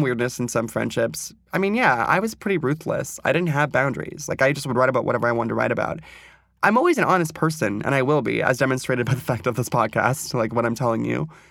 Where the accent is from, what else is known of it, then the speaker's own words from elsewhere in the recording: Ventura, California, United States; moved away as an adult; also born or lived in New York; I grew up poor in Ventura.